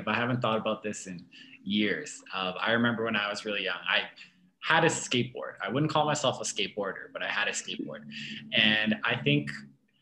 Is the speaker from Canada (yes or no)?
yes; Calgary, Alberta, Canada; born and raised in Calgary